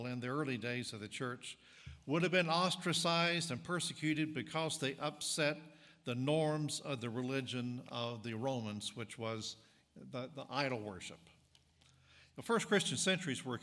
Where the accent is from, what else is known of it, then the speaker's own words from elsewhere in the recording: North Carolina, United States; accent: Southern; moved away as an adult; also born or lived in East Tennessee / Mississippi; now in Illinois, United States; I grew up in North Carolina and went to college in East Tennessee. So I am a native southerner